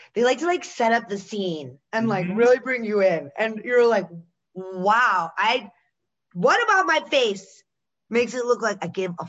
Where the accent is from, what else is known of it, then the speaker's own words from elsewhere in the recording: Pittsburgh, Pennsylvania, United States; born there; I was born in Pittsburgh.